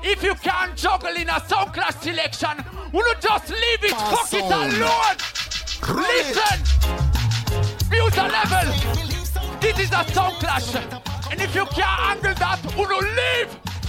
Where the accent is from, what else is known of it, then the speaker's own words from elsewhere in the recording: Switzerland; Because guess what? Since we come from Switzerland, them a try to come at Switzerland and divide the dance and rule it alone.